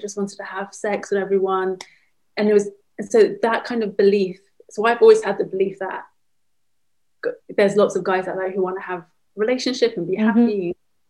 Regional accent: London, United Kingdom; In London.

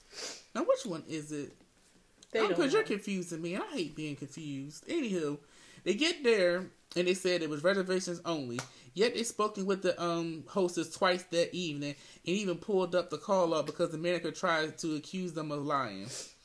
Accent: Las Vegas, Nevada, United States; in the hospitality industry. And I'm from Vegas.

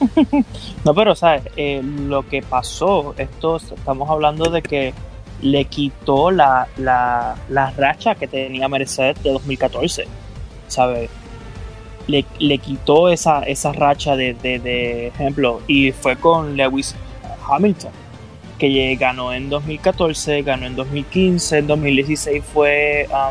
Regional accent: Puerto Rico; yo siempre tengo el Puerto Rico en el, en el corazón

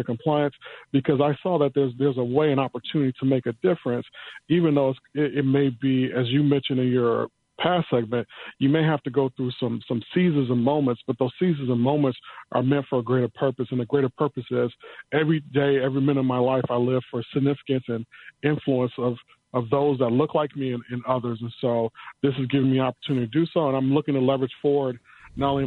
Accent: Chicago, Illinois, United States; I grew up in the Brownsville area. So my mother, who's been a retired now school teacher for 35 years, Chicago Public Schools

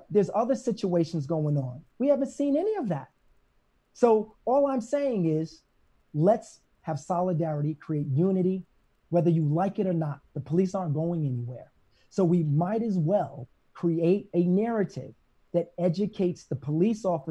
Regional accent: New York City, New York, United States; I'm from Brooklyn

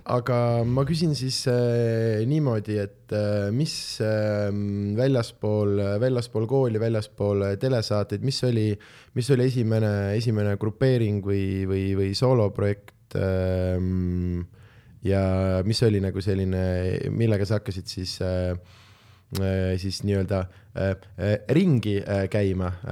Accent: Southern Estonia, Estonia; me oleme kõik äh, Lõuna-Eestist

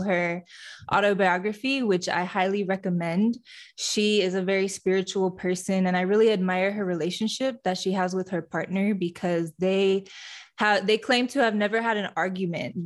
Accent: Fenton, Michigan, United States; moved away; also born or lived in Houston; My hometown is in Fenton, Michigan, which is a suburb of Flint, Michigan

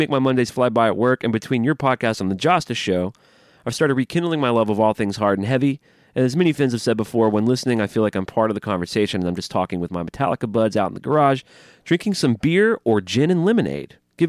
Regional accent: Portola, California, United States; born there; I was born in 91 in Northern California in a sleepy little town of about 2,000 people called Portola.

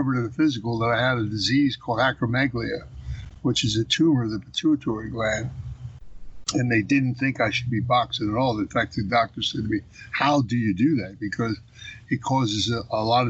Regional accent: Philadelphia, Pennsylvania, United States; moved away as an adult; I was born and raised in Philly

